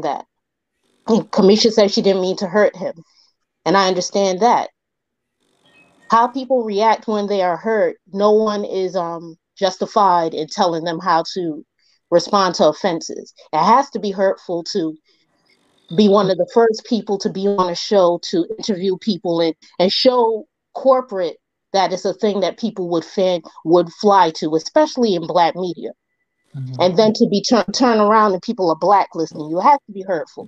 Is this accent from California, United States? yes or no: no; New York City, New York, United States; I am from the Bronx.